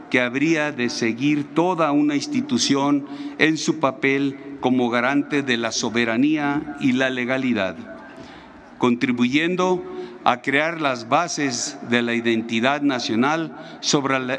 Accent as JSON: {"language": "Spanish", "country": "Mexico"}